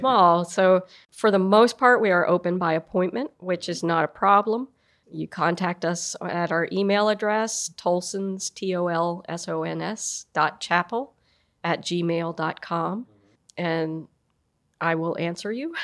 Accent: Frederick, Maryland, United States; also born or lived in St. Mary's City, Maryland; now in Sharpsburg, United States; I grew up in Frederick, you know, I live in Washington County in Sharpsburg.

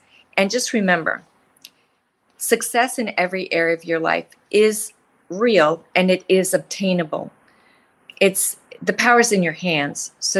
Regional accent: Nebraska, United States; also born or lived in Wyoming / Colorado; I grew up in a rural area. I grew up in Nebraska and Wyoming and rural Colorado. And my family was economically challenged.

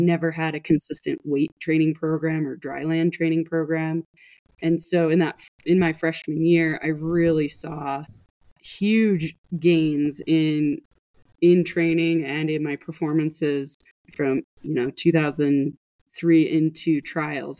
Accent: Montana, United States; I grew up in Montana, which is not the swimming metropolis of the world

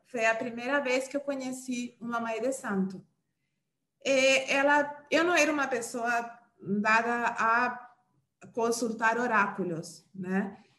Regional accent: Uruguay; Portuguese is a second language; moved away as an adult; now in Brazil; eu sou uruguaia, né? Eu tenho mais ou menos... Eu estou aqui no Brasil desde o ano 2009

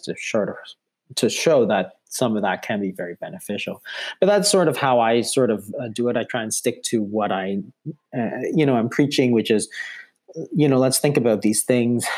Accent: Toronto, Ontario, Canada; I'm from Toronto

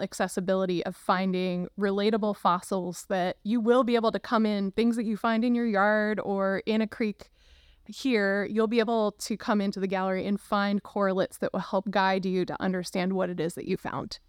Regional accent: Luzerne County, Pennsylvania, United States; now in Cincinnati, United States; I grew up in Luzerne County, Pennsylvania.

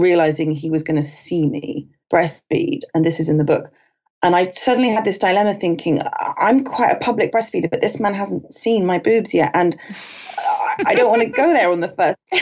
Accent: United Kingdom; also born or lived in London / Los Angeles; I'm British.

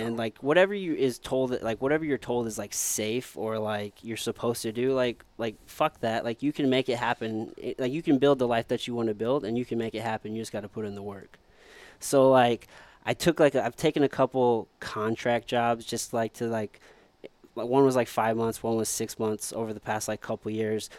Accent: Midwest, United States; growing up in the Midwest, you're always taught you gotta go to school

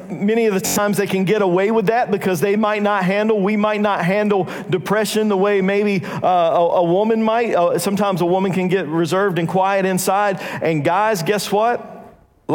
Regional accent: North Carolina, United States; we're from North Carolina

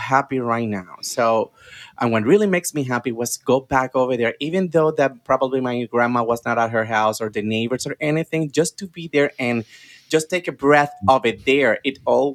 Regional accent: Juana Díaz, Puerto Rico; moved away as an adult; also born or lived in San Juan, Puerto Rico; now in Washington, D.C., United States; I was born in the south area of the island in Puerto Rico. I'm from a city called Juana Díaz.

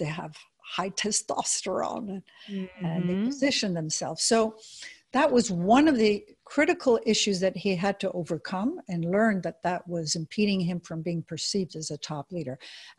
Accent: United States; also born or lived in Switzerland; First of all, I grew up in Europe. I'm American, but I also am Swiss.

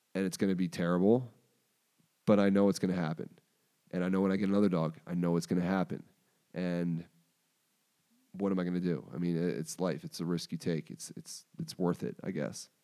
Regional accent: Baltimore, Maryland, United States; moved away as an adult; also born or lived in Pennsylvania; I moved home to Baltimore.

